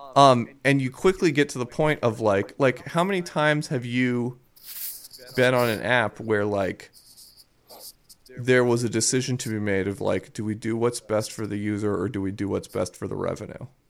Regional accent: Baltimore, Maryland, United States; I'm from Baltimore, uh, a city which is notorious for the Stop Snitching campaign

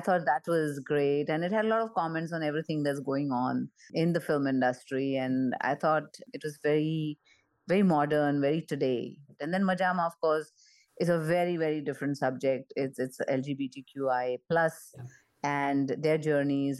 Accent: Mumbai, Maharashtra, India; moved away as an adult; also born or lived in United States; I grew up in Mumbai and in an area where Diwali was a very, very big celebration

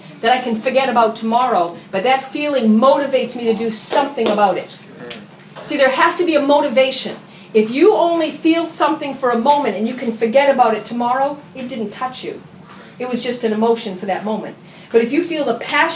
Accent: United States; I'm an American

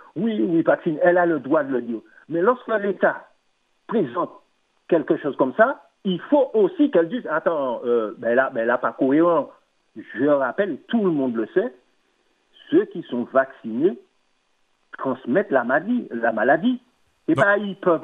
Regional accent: Martinique; je suis Martiniquais

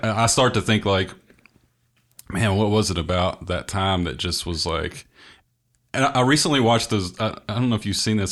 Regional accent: the American South, United States; being a Southerner

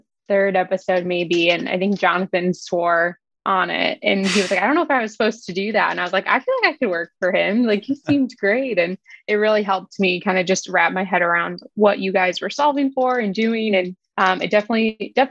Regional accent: Chicago, Illinois, United States; now in Indianapolis, United States; I'm originally from Chicago, and I went to school here in the Indianapolis area

